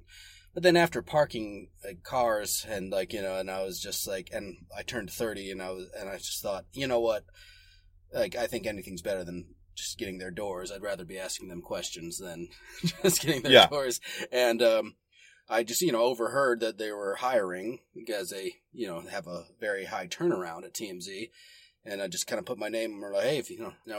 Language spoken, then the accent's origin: English; St. Louis, Missouri, United States; now in Los Angeles, United States; I came from St. Louis, Missouri. But I came to Los Angeles, or at least to California in 2003